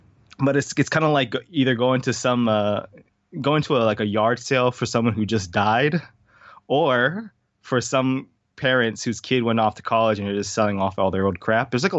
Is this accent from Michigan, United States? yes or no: no; Hawaii, United States; also born or lived in California / South Carolina; So I grew up in Hawaii because that's where my mom's from.